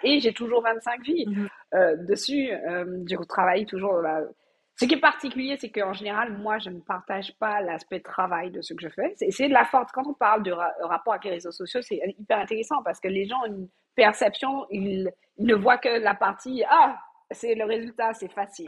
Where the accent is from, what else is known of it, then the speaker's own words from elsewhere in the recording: Martinique; je suis martiniquaise, euh, j'ai grandi euh, et euh, fait ma scolarité aux Antilles